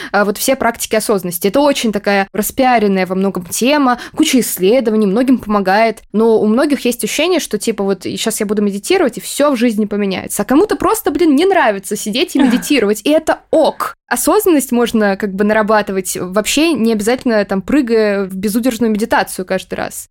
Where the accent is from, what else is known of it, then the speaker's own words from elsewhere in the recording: Moscow, Russia; я из Москвы